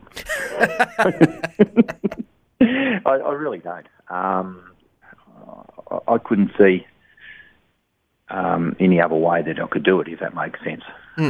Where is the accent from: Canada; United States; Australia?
Australia; Pakenham, Victoria; also born or lived in Nar Nar Goon, Victoria; I was born in Pakenham. We grew up in where the Pakenham swimming pool is now, if anybody ever knows Pakenham. We had a little farm there